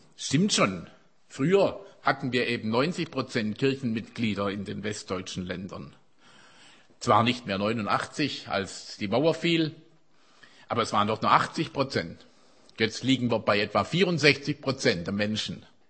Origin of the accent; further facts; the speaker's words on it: Germany; uns als Deutsche